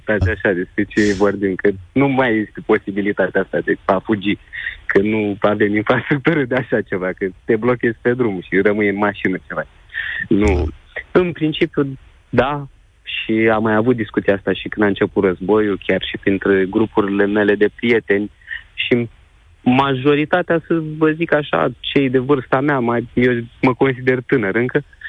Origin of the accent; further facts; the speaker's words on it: Galați, Galați County, Romania; Eu sunt și din estul țării, ca locație, să zic așa, da. sunt din Galați